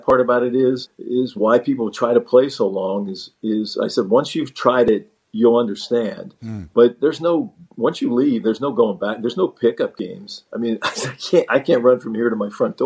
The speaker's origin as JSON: {"language": "English", "town": "Monongahela", "region": "Pennsylvania", "country": "United States", "tie": "born or raised there", "said": "I grew up in Pittsburgh, or outside of Pittsburgh, mm-hmm. in a little town called Monongahela"}